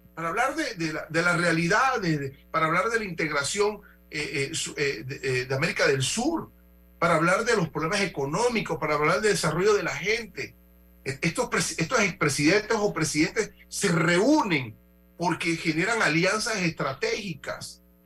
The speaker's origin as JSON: {"language": "Spanish", "country": "Panama", "said": "me afecta a mí como panameño"}